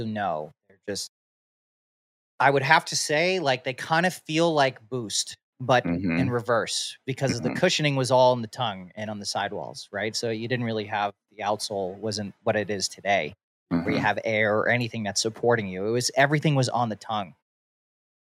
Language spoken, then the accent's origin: English; Suffolk County, Long Island, New York, United States; moved away as an adult; now in West Coast, United States; growing up in Suffolk County, I grew up in a pretty conservative white neighborhood